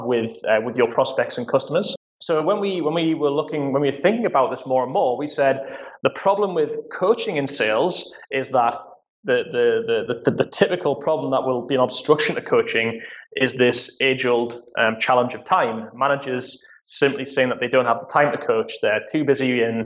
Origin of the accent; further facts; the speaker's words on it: Newcastle upon Tyne, North East England, United Kingdom; moved away; I'm a born and bred what they call Geordies here in the UK. It's essentially someone who's from Newcastle, so they're my hometown team